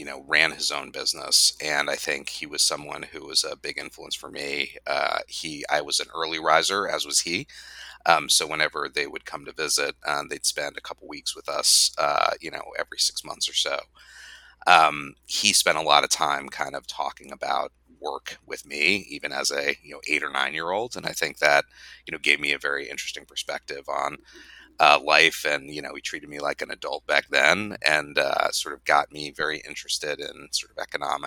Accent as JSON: {"language": "English", "town": "Phoenix", "region": "Arizona", "country": "United States", "tie": "born or raised there", "moved": "yes", "lives_now": "Washington, D.C., United States", "said": "I grew up in Phoenix, Arizona."}